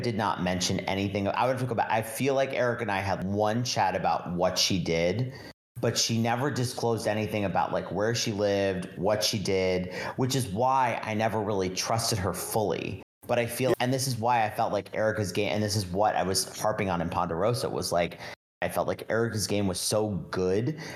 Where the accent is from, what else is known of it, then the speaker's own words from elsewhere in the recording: Chicago, Illinois, United States; I grew up in Wrigleyville